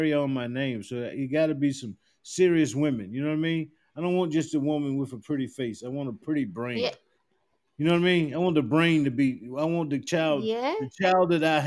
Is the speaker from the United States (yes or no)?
yes; South Carolina, United States; moved away; I'm from South Carolina, a little small town in South Carolina